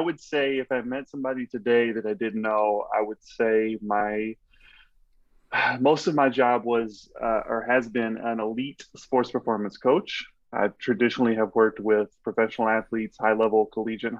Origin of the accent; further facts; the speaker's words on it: Pittsburg, Texas, United States; moved away as an adult; now in Chicago, United States; I'm from Texas originally, born and raised on a farm, you know, grew up on like 80 something acres